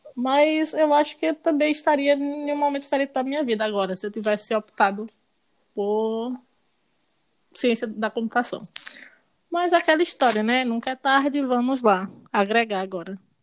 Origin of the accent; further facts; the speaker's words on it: Garanhuns, Pernambuco, Brazil; moved away as an adult; now in Recife, Brazil; Nasci em Garanhões. É, me formei em, em, medicina veterinária lá. Aí depois mudei para Recife